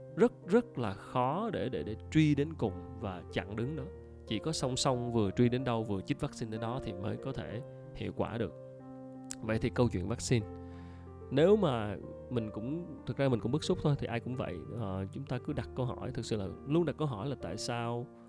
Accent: Ho Chi Minh City, Vietnam; mình là người dân thành phố Hồ Chí Minh

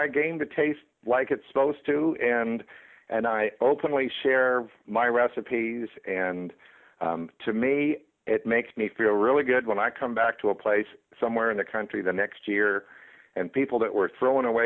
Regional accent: Virginia, United States; I grew up in Virginia

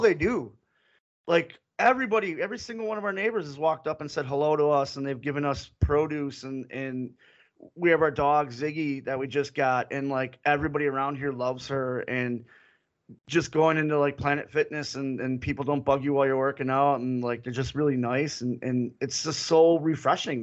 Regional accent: Milwaukee, Wisconsin, United States; moved away; we're from Milwaukee

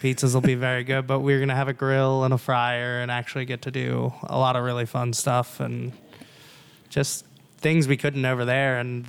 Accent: New Jersey, United States; moved away; And I'm from Jersey originally

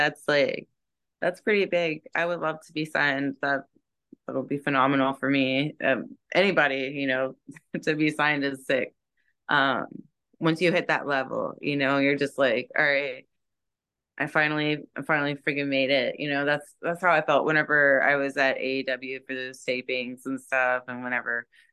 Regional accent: Jacksonville, Florida, United States; now in Tampa, United States; Jacksonville is my hometown

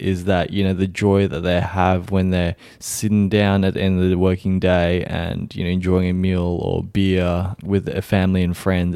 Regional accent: Vietnam; moved away; my home country of Vietnam

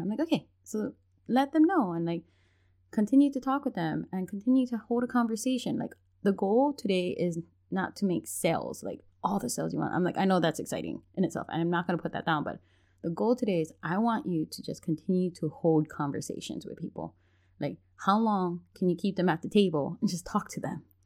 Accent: Hawaii, United States; I'm from Hawaii

